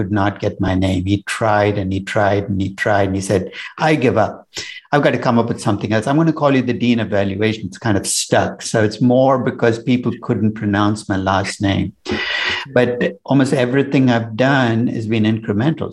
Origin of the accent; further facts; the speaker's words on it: Chennai, Tamil Nadu, India; now in New York, United States; I was born in Chennai, which is in the south of India now. And I grew up in an India very different from the India you might visit today.